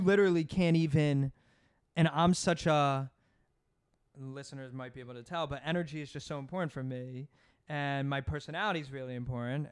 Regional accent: Voorhees, New Jersey, United States; now in New York, United States; I'm from New Jersey. Grew up outside Philadelphia

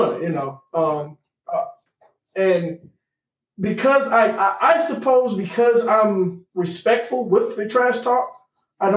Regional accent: Atlanta, Georgia, United States; I grew up in Atlanta, Georgia

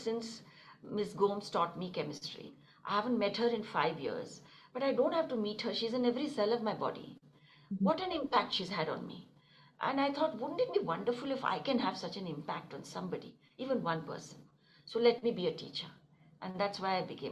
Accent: Delhi, India; moved away as an adult; also born or lived in Kanpur / Princeton; Born and brought up in Delhi

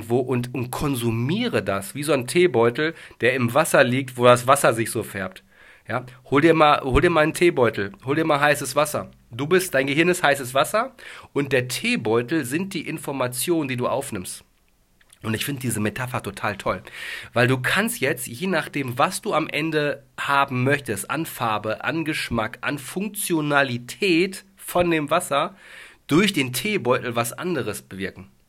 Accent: Dortmund, North Rhine-Westphalia, Germany; ich komme aus dem Ruhrgebiet. Ich bin gebürtiger Dortmunder.

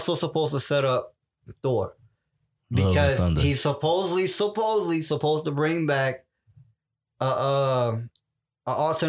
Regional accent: United States; I'm not Swedish. I'm American, and I can't even speak Spanish.

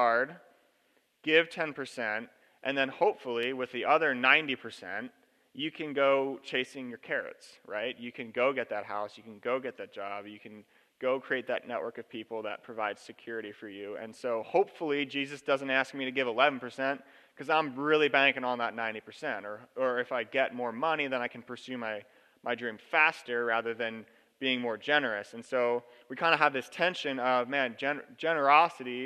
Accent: Lancaster, Pennsylvania, United States; now in Central Oregon, United States; I grew up in Lancaster, Pennsylvania. I live in Central Oregon now

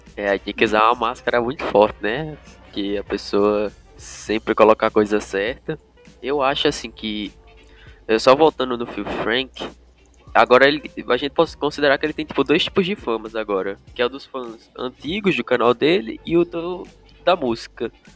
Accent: Turkey; moved away; por ser da Turquia

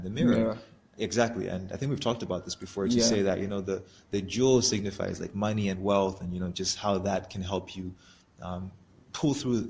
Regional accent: Malawi; the things that we don't like about our country

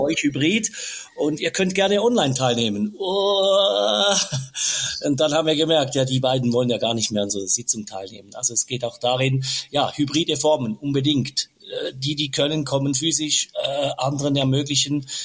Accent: Switzerland; bei uns in der Schweiz

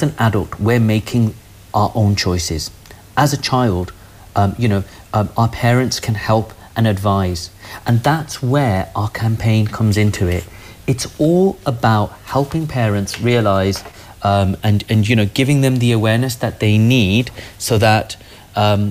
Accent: Birmingham, West Midlands, United Kingdom; also born or lived in Nottingham; I am from Birmingham

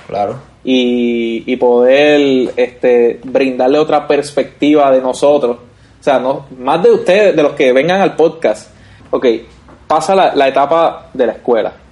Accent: Vega Baja, Puerto Rico; nosotros somos de Vega Baja

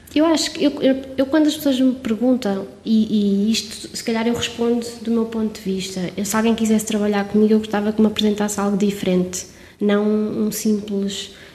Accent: Covilhã, Centro, Portugal; sou da Covilhã, sou serrana e digo com muito orgulho

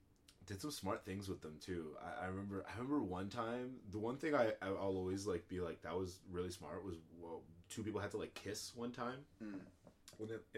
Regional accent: Canada; I want to learn something, may as well be French, I'm Canadian

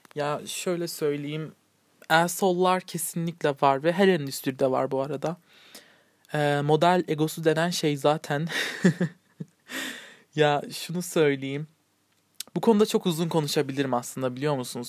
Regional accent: Turkey; Türk'üm. Evet yani Yunan bir e, tarafım da var. Annem

